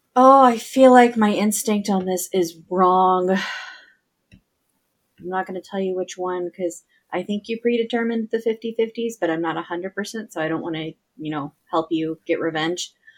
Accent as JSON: {"language": "English", "region": "the South", "country": "United States", "tie": "born or raised there", "said": "I grew up in the South"}